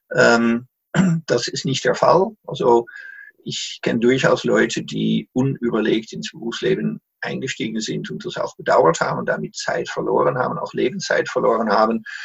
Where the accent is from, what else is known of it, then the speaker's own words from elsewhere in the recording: Netherlands; German is a second language; moved away as an adult; also born or lived in Salzburg, Austria / Munich, Germany; now in Emmerich am Rhein, Germany; bin als Holländer damals in Österreich, hab mich darauf beworben